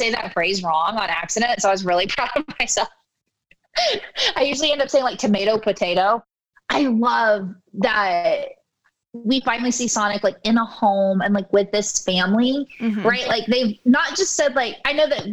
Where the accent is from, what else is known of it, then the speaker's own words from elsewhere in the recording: East Coast, United States; I'm from the East Coast